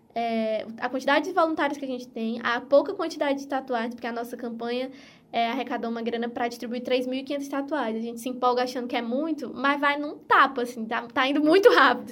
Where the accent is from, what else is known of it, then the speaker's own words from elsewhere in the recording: Piauí, Brazil; eu sou do Piauí